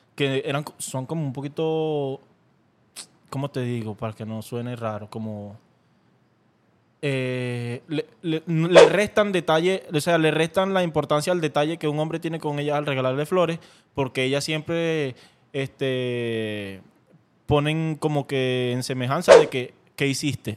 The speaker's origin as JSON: {"language": "Spanish", "town": "Caracas", "region": "Capital District", "country": "Venezuela", "said": "yo soy de Caracas"}